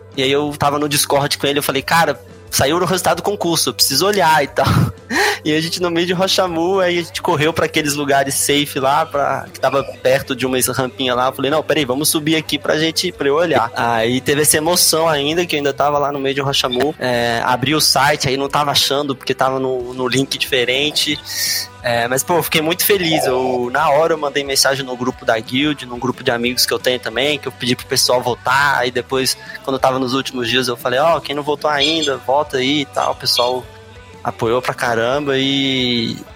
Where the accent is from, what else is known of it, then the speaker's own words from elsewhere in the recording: Brasília, Federal District, Brazil; eu sou de Brasília, é, não nasci aqui, mas moro aqui a vida toda